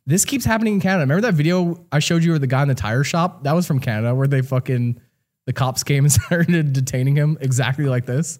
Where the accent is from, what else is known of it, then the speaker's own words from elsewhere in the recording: New Jersey, United States; I grew up in New Jersey